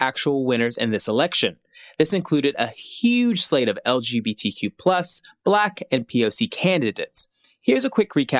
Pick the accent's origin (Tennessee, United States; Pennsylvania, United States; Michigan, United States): Tennessee, United States; moved away; I grew up in Tennessee